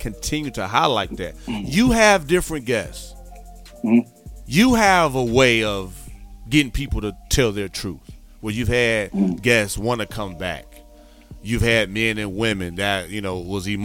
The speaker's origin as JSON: {"language": "English", "town": "Gary", "region": "Indiana", "country": "United States", "tie": "born or raised there", "said": "I grew up in Gary, Indiana"}